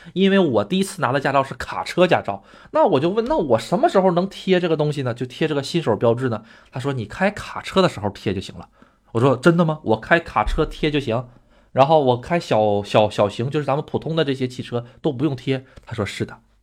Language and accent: Chinese; China; now in Japan; 我是中国人